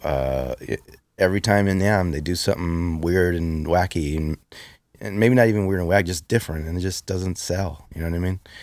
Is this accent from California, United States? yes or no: yes; Los Angeles, California, United States; In East LA, I grew up in East